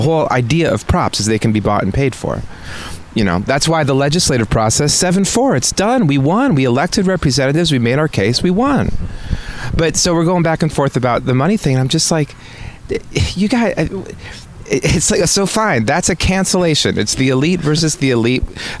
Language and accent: English; Midwest, United States; moved away as an adult; now in San Francisco, United States; I'm a Midwesterner. I have like conservatives in my family. My nature, I mean, I've been here for 20 years, so this is my home, but that's where I grew up.